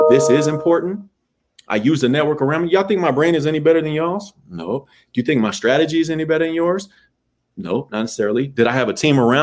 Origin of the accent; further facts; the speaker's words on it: Arlington, Texas, United States; moved away; I'm from Arlington, Texas, dog. I'm from the middle. My mom and the network I had behind me did a fantastic job of raising my sister and my brother